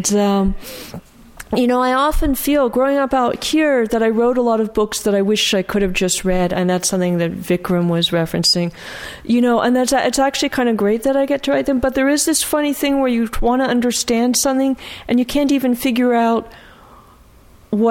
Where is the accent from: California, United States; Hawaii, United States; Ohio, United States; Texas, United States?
California, United States; Bay Area; also born or lived in Bridgeport, Connecticut / New Mexico / Cincinnati; I've been in the Bay Area since before kindergarten